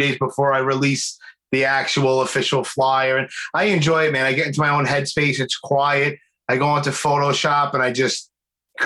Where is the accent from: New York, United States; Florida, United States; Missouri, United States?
New York, United States; New York City; moved away as an adult; also born or lived in Miami / North Carolina / New Jersey; I was born and raised in Brooklyn